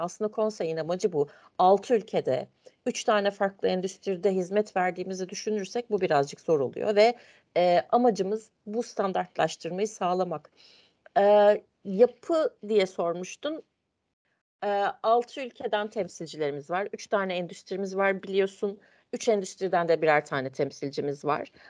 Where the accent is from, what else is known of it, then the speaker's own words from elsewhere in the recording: Ankara, Turkey; ben Ankara'da doğdum, büyüdüm